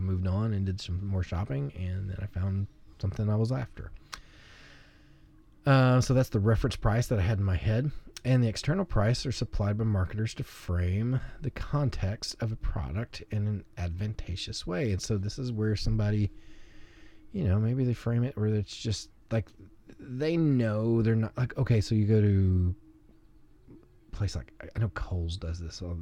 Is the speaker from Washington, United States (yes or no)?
no; Arkansas, United States; moved away; I'm from Arkansas, so I still say the lines busted from the ice